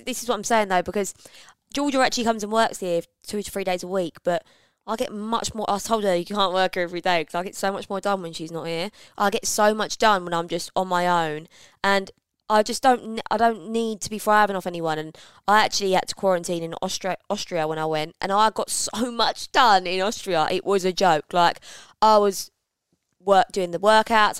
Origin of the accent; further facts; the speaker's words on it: London, United Kingdom; moved away as an adult; now in Essex, United Kingdom; I grew up in London, as I know, bang, E three